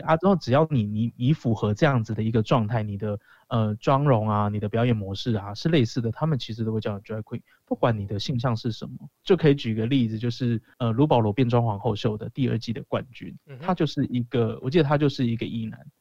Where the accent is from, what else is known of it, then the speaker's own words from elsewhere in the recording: Kaohsiung, Taiwan; 我是高雄人